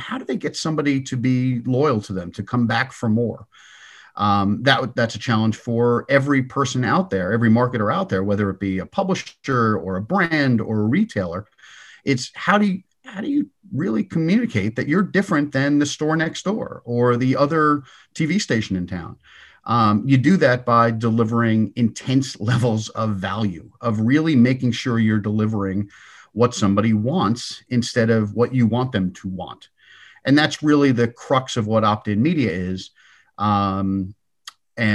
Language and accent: English; Huntington, New York, United States; So I grew up on Long Island. I hope I dropped the accent sufficiently. But I grew up in Huntington, Long Island, go Blue Devils